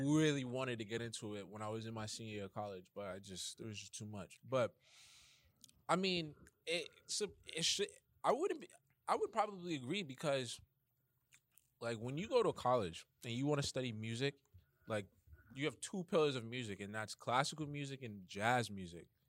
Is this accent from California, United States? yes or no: no; New York City, New York, United States; I'm from Bronx, New York.